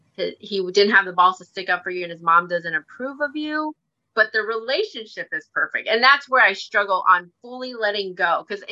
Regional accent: Philippines; I told him, you know what? I am Filipino

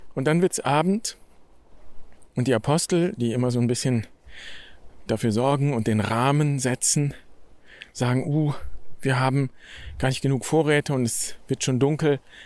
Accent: Germany; Ich bin in Deutschland geboren

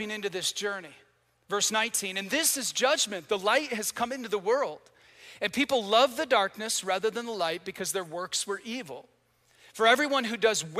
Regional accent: Michigan, United States; moved away; I'm from Michigan

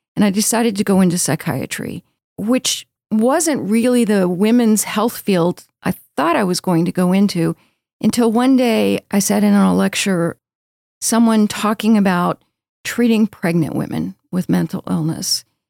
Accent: Baltimore, Maryland, United States; moved away as an adult; also born or lived in Texas; now in Houston, United States; I grew up in Baltimore

